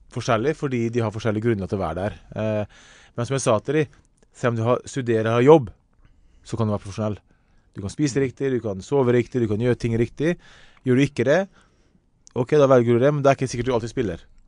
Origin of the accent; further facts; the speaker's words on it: Ålesund, Møre og Romsdal, Norway; Jeg kommer fra Hessa i Ålesund